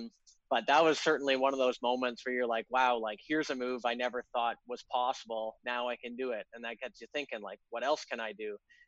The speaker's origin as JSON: {"language": "English", "country": "Canada", "said": "You think I'm part Russian. I'm full Canadian."}